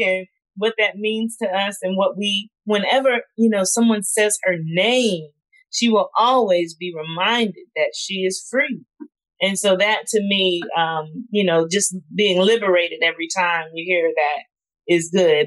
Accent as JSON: {"language": "English", "region": "South Carolina", "country": "United States", "tie": "born or raised there", "moved": "as an adult", "said": "I grew up in South Carolina"}